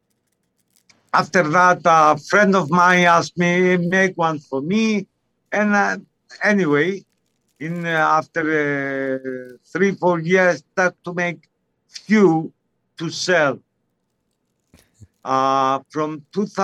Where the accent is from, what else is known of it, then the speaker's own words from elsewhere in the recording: Cyprus; I grew up in Cyprus. I'm 100% Cypriot. I'm Greek origin Cypriot